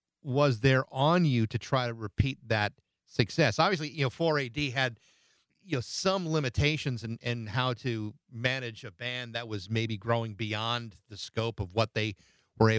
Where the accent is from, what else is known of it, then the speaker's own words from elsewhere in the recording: Massachusetts, United States; my hometown in Massachusetts